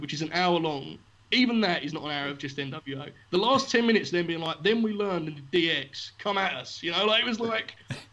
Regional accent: United Kingdom; I'm a Brit guy

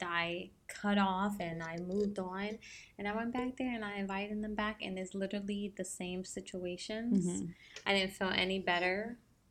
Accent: New Jersey, United States; moved away; we were born and raised in New Jersey

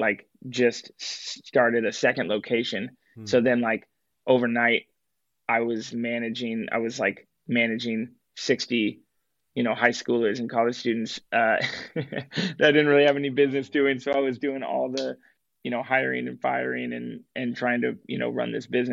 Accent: Portland, Oregon, United States; I grew up in Portland

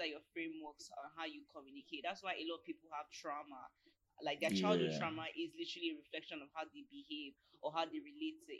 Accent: Nigeria; being Nigerian

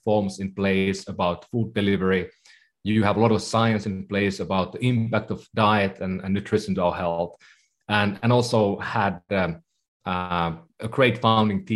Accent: Finland; moved away as an adult; also born or lived in Bay Area, United States; now in San Francisco Bay Area, United States; I come from Finland originally, so been living in the Bay Area for about 15 years

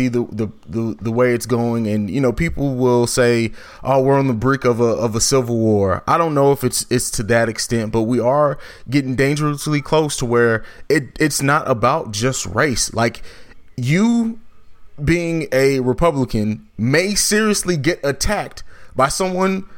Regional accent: United States; I love being an American. I love being a mixed race American

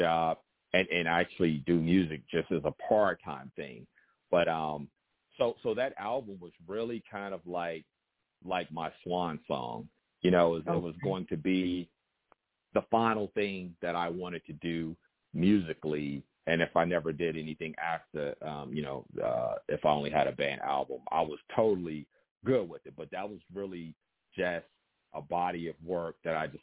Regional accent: Newport News, Virginia, United States; also born or lived in Richmond, Virginia; I'm a native of Newport News, Virginia, and I reside in right outside of Richmond, Virginia.

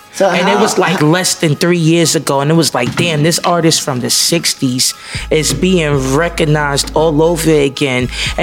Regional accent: New York City, New York, United States; I'm from Harlem. I'm from St. Nick Projects

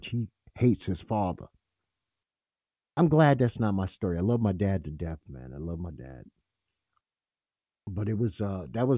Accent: New York City, New York, United States; moved away; I'm from Bed-Stuy

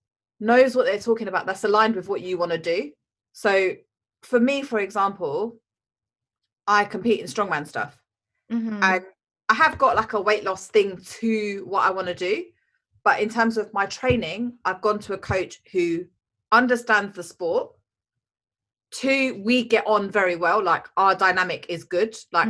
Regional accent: India; yoga comes from India. I'm Indian, so that's probably what I should do, but I don't.

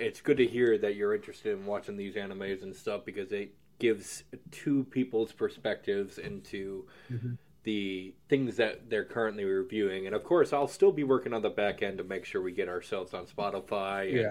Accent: United States; I'm American.

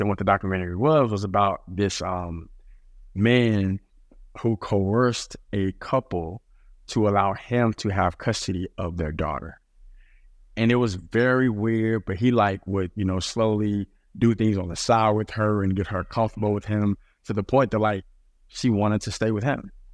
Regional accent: Dallas, Texas, United States; moved away as an adult; also born or lived in New York City / Portland, Oregon; I grew up in Dallas, Texas

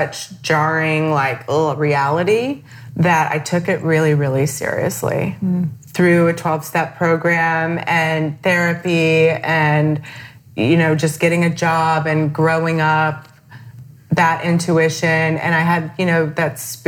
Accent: Virginia, United States; moved away; growing up in Virginia, very beautiful place to grow up

